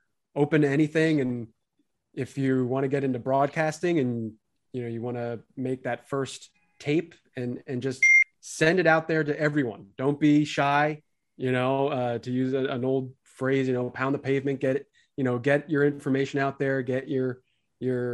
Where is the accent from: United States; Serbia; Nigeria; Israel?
United States; Westchester County, New York; I grew up in Westchester County as a Yankee fan